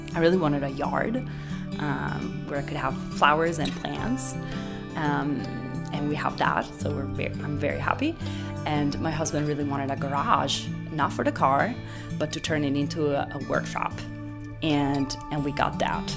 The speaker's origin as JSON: {"language": "English", "town": "Asti", "region": "Piedmont", "country": "Italy", "also_born_or_lived": "Canada / Gainesville, Florida / Boston", "second_language": "English", "moved": "as an adult", "lives_now": "Miami, United States", "said": "I am from Asti, which is a small town in the northwest part of Italy"}